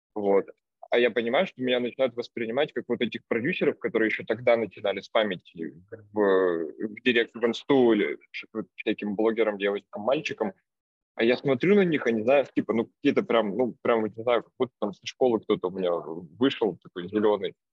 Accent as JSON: {"language": "Russian", "town": "Vologda", "region": "Vologda Oblast", "country": "Russia", "moved": "yes", "lives_now": "Saint Petersburg, Russia", "said": "я из Вологды, сейчас живу в Питере"}